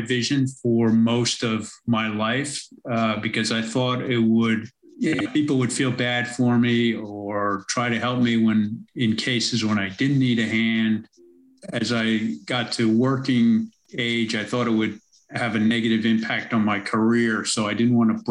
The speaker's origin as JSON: {"language": "English", "town": "New York City", "region": "New York", "country": "United States", "tie": "born or raised there", "moved": "as an adult", "lives_now": "Melbourne, Australia", "said": "I'm originally from America, from most of my life in New York City, as you can probably tell from my accent"}